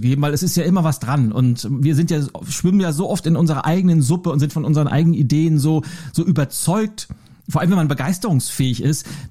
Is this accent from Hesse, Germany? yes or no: no; Lübeck, Schleswig-Holstein, Germany; born or raised there